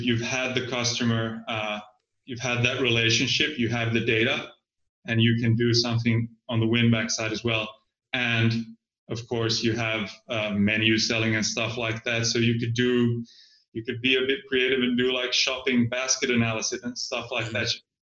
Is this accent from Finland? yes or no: yes; Finland; I'm from Finland